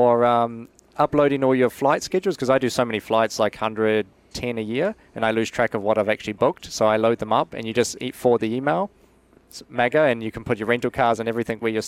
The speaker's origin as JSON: {"language": "English", "town": "Whanganui", "region": "Manawatū-Whanganui", "country": "New Zealand", "tie": "born or raised there", "said": "I was born in Whanganui or Whanganui."}